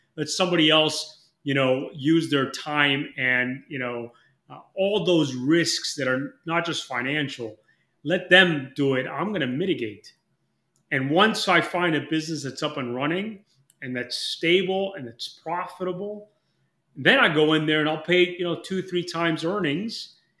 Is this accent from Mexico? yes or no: yes; Mexico; moved away; I'm from Mexico originally. I'm dual citizen